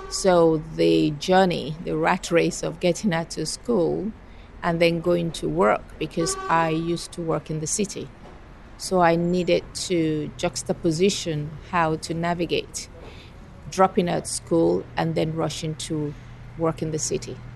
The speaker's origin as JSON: {"language": "English", "country": "Nigeria", "first_language": "Fuga", "second_language": "English", "lives_now": "Edmonton, Canada", "said": "My maternal language is a language called Fuga. I'm originally from Nigeria, and my daughter has mixed heritage."}